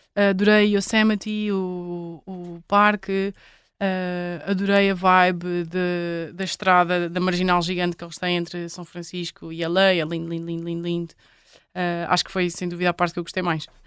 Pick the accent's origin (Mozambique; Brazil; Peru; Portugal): Portugal; enquanto portuguesa, enquanto europeia